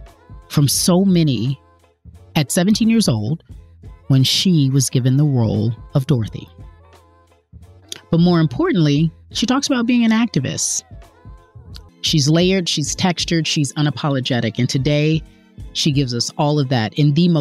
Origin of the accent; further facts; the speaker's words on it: Los Angeles, California, United States; I'm born and raised